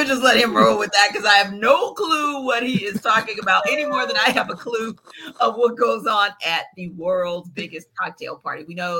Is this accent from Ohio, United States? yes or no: no; New Orleans, Louisiana, United States; I'm from New Orleans and everything is a party